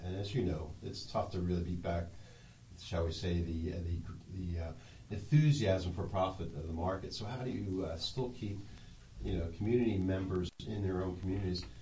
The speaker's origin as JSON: {"language": "English", "region": "Pennsylvania", "country": "United States", "lives_now": "Washington, United States", "said": "Uh, I came from the Philadelphia area."}